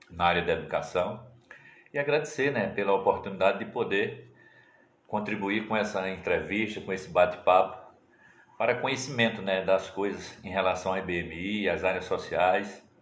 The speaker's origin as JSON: {"language": "Portuguese", "town": "Venturosa", "region": "Pernambuco", "country": "Brazil", "tie": "born or raised there", "said": "Eu sou o último que nasci aqui em Venturosa, nasci e me criei aqui."}